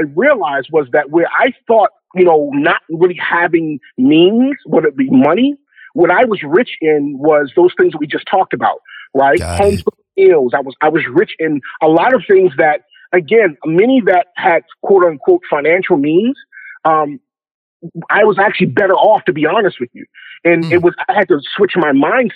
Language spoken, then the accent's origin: English; Baltimore, Maryland, United States; I'm originally from Baltimore, Maryland. Grew up on the east side of Baltimore